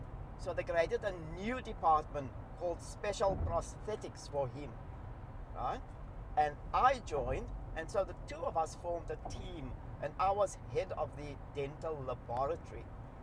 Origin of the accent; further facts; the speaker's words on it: Cape Town, Western Cape, South Africa; accent: South African; Cape Flats; first language Cape Flats linguistic style (mixture of Afrikaans, English and Malay words); English is a second language; moved away as an adult; now in Australia; I'm from Cape Town